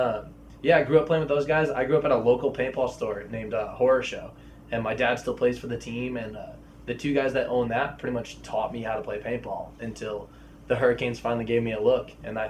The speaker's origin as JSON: {"language": "English", "town": "Boston", "region": "Massachusetts", "country": "United States", "tie": "born or raised there", "said": "I grew up in the Boston area"}